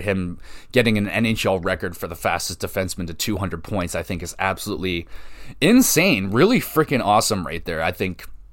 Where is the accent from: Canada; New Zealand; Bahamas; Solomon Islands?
Canada; I'm a Canadian